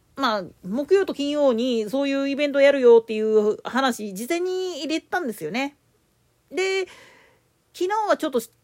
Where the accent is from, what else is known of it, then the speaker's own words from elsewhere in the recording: Osaka, Japan; 大阪府内であれやってんの、おいらが出た学校ぐらいだろうなとは思うんだけど。